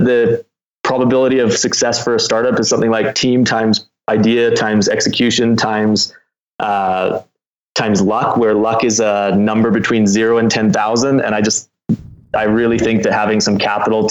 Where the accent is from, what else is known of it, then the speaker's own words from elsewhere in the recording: Canada; now in Utah, United States; I'm Canadian